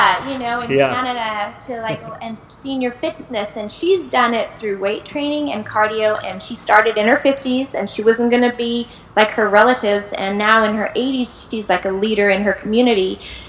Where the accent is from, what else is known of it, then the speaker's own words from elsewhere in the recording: India; You know, I'm from India, and Indian genes, and I have in my family diabetes and hypertension